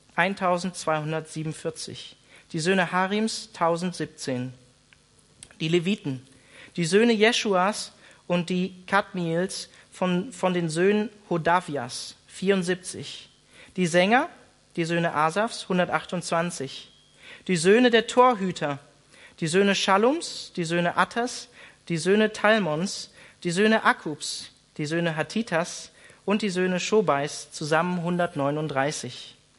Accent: Germany; wir als Deutsche

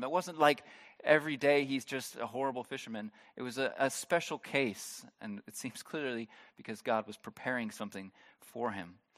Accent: United States; moved away as an adult; now in Germany; I'm not originally from Germany. If you are new here, you are, might be surprised by that, by my, no, it's obvious. I'm from, I'm from the States

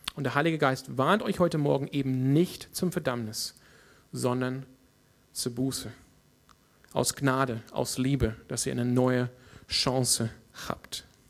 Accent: Australia; German is a second language; now in Freiburg, Germany; in meiner Heimat Australien

